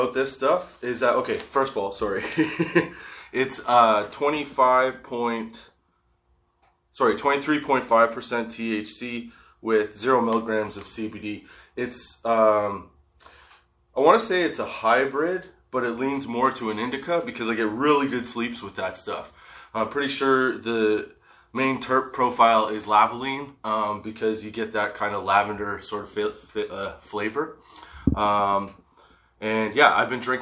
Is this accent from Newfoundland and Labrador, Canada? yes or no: no; Guelph, Ontario, Canada; I'm from Guelph, Ontario, Canada